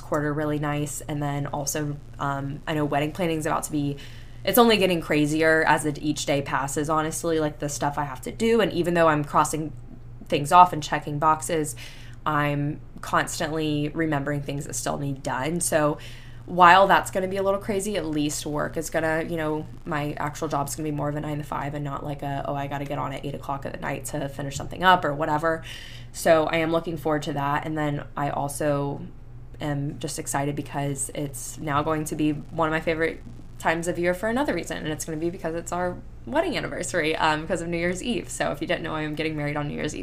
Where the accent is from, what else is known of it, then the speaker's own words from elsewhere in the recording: Panama City Beach, Florida, United States; moved away; I grew up in Panama City Beach